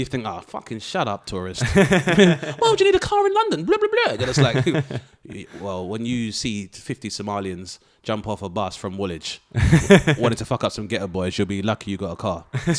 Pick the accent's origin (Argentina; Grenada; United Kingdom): Grenada; Being like, I'm from Grenada, but like I said, realizing like at university up north that white people don't know nor do they give a fuck.